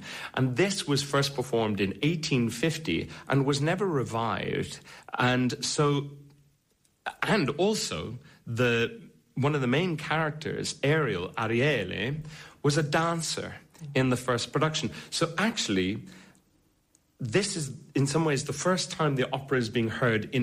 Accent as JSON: {"language": "English", "area": "Connemara", "region": "Connacht", "country": "Ireland", "said": "I'm a baritone from Connemara"}